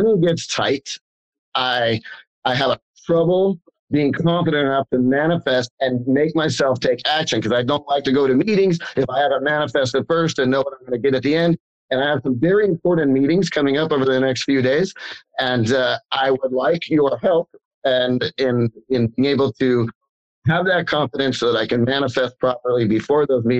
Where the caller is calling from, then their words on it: Roseville, California, United States; I'm calling in from Roseville, California